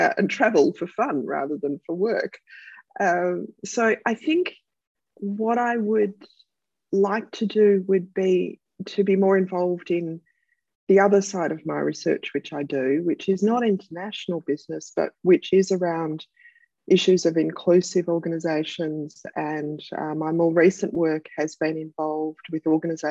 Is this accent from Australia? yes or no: yes; Melbourne, Victoria, Australia; my hometown of Melbourne